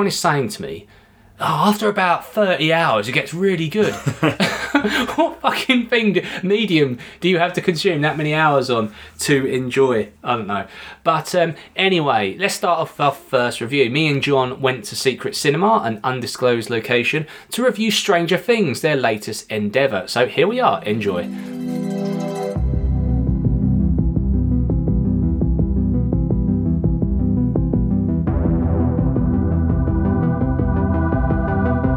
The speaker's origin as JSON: {"language": "English", "country": "United Kingdom", "said": "we're British"}